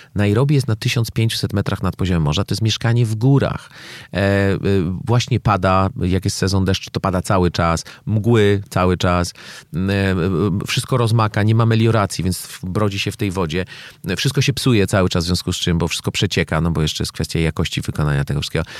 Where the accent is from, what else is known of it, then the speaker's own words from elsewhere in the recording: Poland; ja jestem z Polski. Wiecie, to jest ten kraj, który pokolenie temu wymyślił korupcję